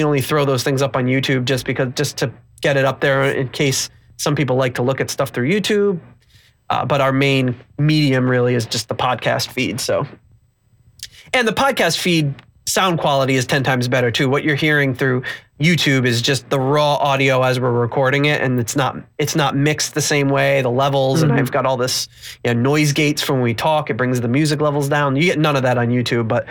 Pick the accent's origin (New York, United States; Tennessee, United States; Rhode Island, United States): Rhode Island, United States; growing up in Rhode Island